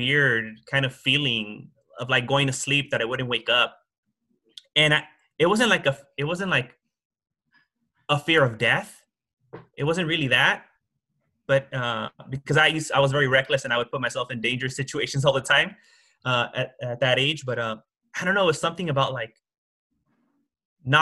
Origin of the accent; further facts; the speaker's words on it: Los Angeles, California, United States; I grew up in Hollywood and I went to Hollywood High School